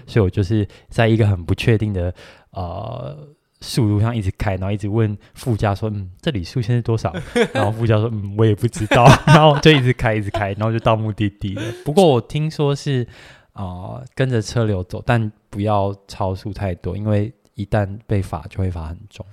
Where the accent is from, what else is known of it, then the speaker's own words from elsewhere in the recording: Taiwan; 就是我觉得我们台湾人会有个习惯